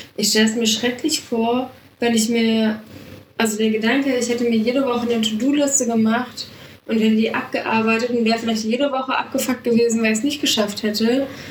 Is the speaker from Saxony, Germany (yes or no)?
no; Munich, Bavaria, Germany; ich komme aus München